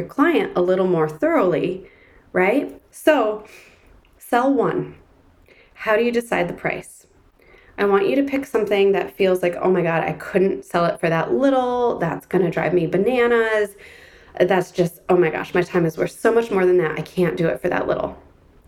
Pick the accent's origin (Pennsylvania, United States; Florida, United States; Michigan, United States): Michigan, United States; Ann Arbor; my hometown in Ann Arbor, Michigan